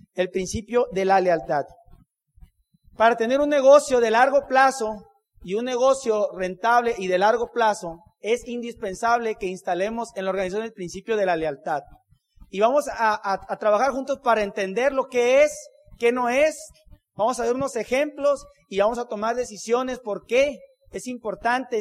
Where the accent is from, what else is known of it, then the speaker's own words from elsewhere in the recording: Hermosillo, Sonora, Mexico; Somos de Hermosillo, Sonora.